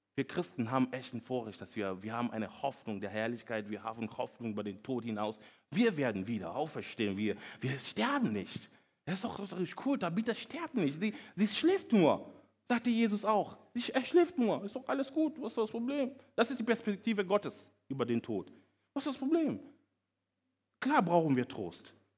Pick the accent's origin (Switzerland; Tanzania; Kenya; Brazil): Kenya; German is a second language; moved away as an adult; now in Germany; Ich bin nämlich nicht hier aufgewachsen, ich bin in Kenia aufgewachsen.